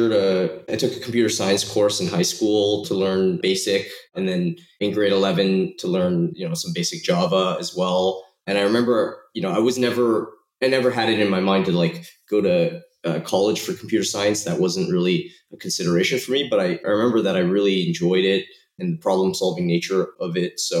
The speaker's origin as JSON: {"language": "English", "town": "Toronto", "region": "Ontario", "country": "Canada", "tie": "born or raised there", "also_born_or_lived": "Shanghai, China", "said": "I was, uh, I was born in Shanghai, moved to Toronto and grew up most of my life in Toronto, Canada."}